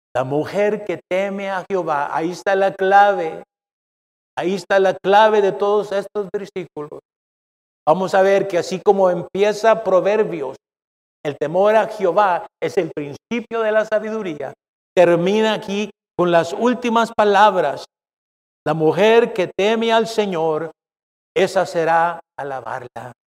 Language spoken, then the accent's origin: Spanish; Mexico; now in United States; soy mexicano